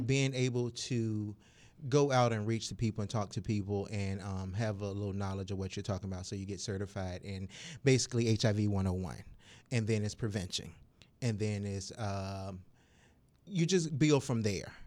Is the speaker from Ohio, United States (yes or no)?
no; Suffolk, Virginia, United States; also born or lived in Norfolk, Virginia; now in Virginia Beach, United States; I was born and raised in Suffolk, Virginia